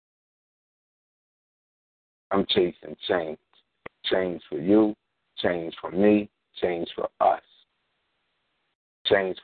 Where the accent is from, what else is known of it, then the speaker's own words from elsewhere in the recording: Philadelphia, Pennsylvania, United States; I only taught in North Philly schools because I'm from North Philly